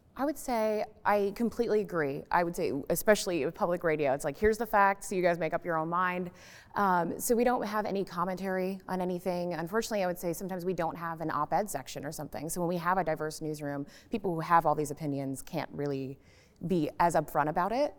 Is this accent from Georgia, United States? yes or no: no; Florida, United States; now in Nashville, United States; I grew up in Florida